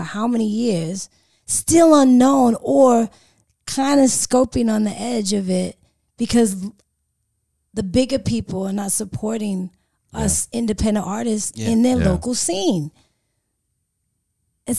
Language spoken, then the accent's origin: English; California, United States; now in Sydney, Australia; this accent, grew up in Cali.